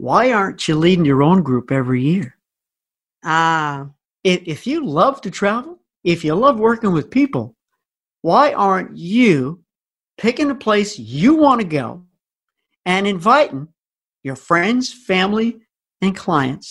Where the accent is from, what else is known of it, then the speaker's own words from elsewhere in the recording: Long Island, New York, United States; I was born and raised on Long Island and lived there for most of my life.